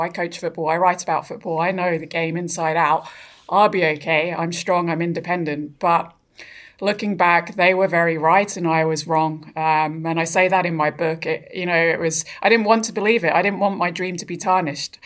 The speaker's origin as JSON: {"language": "English", "town": "Brighton", "region": "South East England", "country": "United Kingdom", "tie": "born or raised there", "also_born_or_lived": "Australia", "moved": "yes", "said": "I grew up in Brighton in England"}